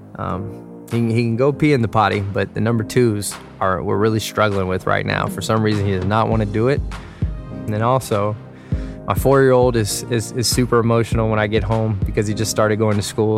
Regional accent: Dallas, Texas, United States; moved away; I was from Dallas.

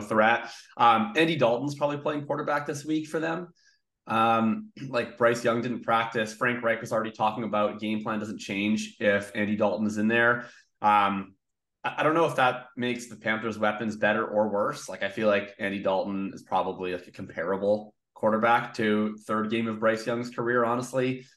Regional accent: Canada; as a Canadian Colts fan growing up

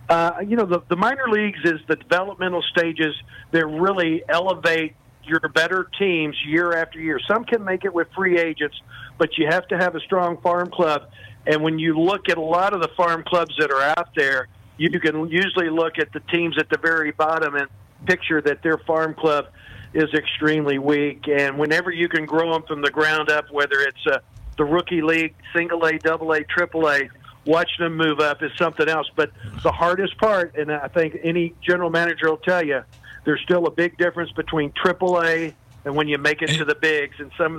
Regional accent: Arkansas, United States; I did follow Brooks Robinson and the boys, pretty much there, our double A team were the Little Rock Travelers

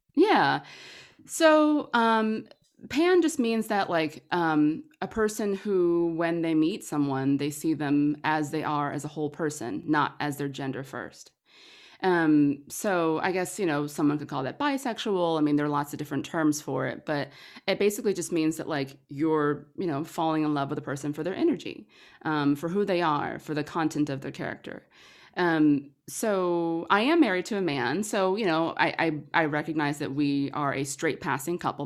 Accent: Atlanta, Georgia, United States; moved away as an adult; now in Los Angeles, United States; I'm a Georgia girl. I'm from Atlanta, um, but moved to L A about ten years ago

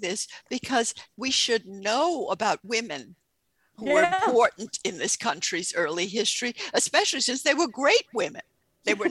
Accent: Southwest Louisiana, United States; I was born in Southwest Louisiana

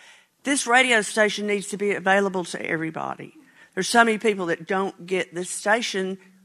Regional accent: Asheville, North Carolina, United States; my store in Asheville, where I'm from

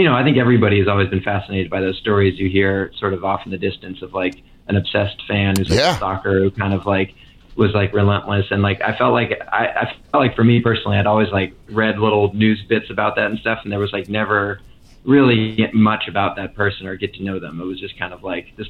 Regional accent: Santa Cruz, California, United States; I grew up in Santa Cruz, California

